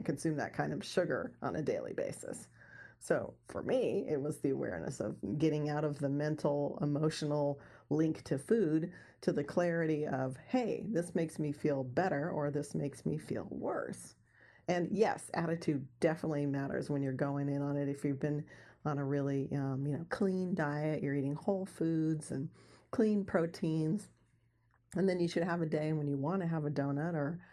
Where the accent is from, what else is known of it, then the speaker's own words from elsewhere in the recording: Santa Barbara, California, United States; I grew up in Santa Barbara, California, which is in Southern California, right on the beach